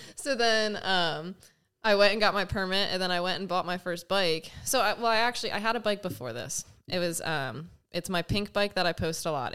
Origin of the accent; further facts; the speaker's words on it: Pennsylvania, United States; moved away as an adult; also born or lived in Austin, Texas; now in California, United States; I'm born and raised in Pennsylvania. Um, I was there for the first twenty-three years of my life